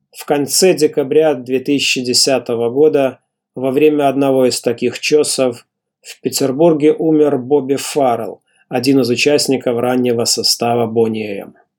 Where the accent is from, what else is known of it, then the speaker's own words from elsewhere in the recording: Mogilev, Mogilev Region, Belarus; в родном городе Могилеве